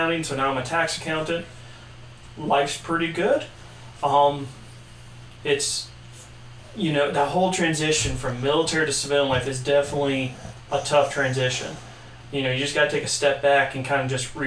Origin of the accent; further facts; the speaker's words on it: Delaware, United States; I'm from Delaware, which is a state up north.